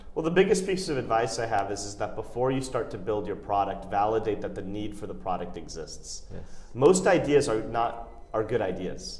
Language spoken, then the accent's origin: English; United States; I'm an Indian, but I was born and raised in the United States.